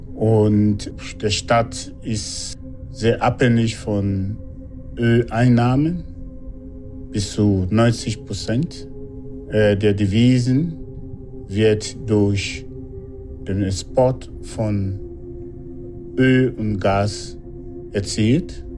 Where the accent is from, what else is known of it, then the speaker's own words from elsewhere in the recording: Nigeria; moved away as an adult; now in Germany; Ich komme aus Nigeria, bin 56 Jahre alt, lebe in Deutschland seit über drei Jahrzehnten